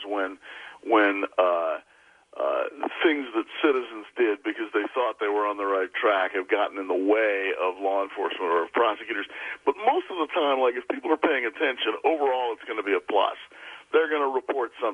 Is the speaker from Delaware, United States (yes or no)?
no; Washington, District of Columbia, United States; moved away as an adult; also born or lived in California / South America / Haverford / New York; now in Los Angeles, United States; I grew up in D.C. after